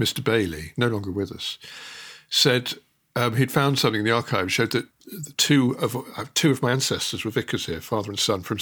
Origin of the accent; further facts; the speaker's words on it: Barton Seagrave, East Midlands, United Kingdom; also born or lived in London; now in Finedon, United Kingdom; I grew up in two villages along, a little village called Barton Seagrave